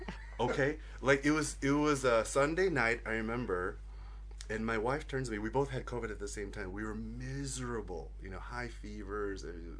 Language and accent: English; Sydney, New South Wales, Australia; Like, I just wanted to learn rugby league, growing up in Sydney.